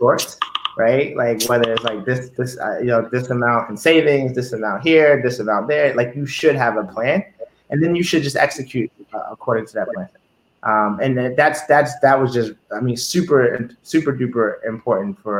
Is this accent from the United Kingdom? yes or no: no; Baltimore, Maryland, United States; growing up in Baltimore